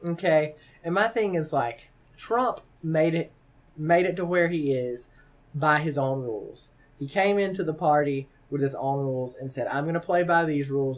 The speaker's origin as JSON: {"language": "English", "region": "the South", "country": "United States", "moved": "yes", "lives_now": "Omaha, United States", "said": "I'm from the South"}